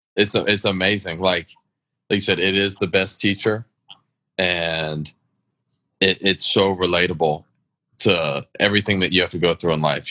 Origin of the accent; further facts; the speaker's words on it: Atlanta, Georgia, United States; I was brought up in a southern home. Like I grew up in Atlanta